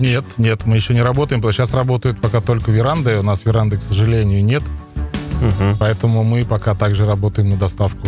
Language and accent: Russian; Leninogorsk, Tatarstan, Russia; moved away as an adult; also born or lived in Almetyevsk; now in Kazan, Russia; Я сам а, родом с Лениногорска